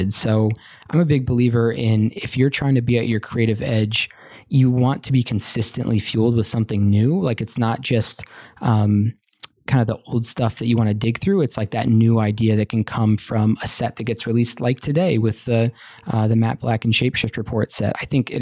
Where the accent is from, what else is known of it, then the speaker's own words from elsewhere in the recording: Ohio, United States; We're both from Ohio